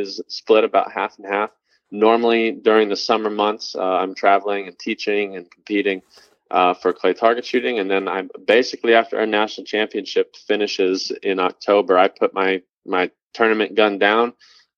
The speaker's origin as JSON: {"language": "English", "town": "Cleveland", "region": "Ohio", "country": "United States", "tie": "born or raised there", "said": "I was basically born and raised in Cleveland, Ohio"}